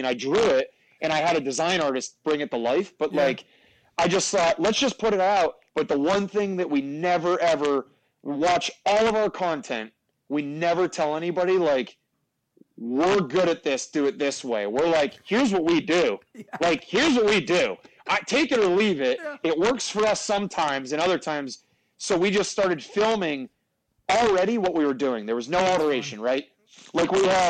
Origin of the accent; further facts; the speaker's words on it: north central Pennsylvania, United States; We're two buddies that grew up in, like, north central Pennsylvania